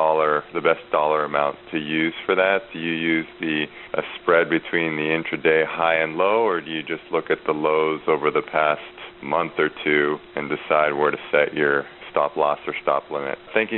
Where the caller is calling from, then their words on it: Walnut Creek, California, United States; I was calling from Walnut Creek.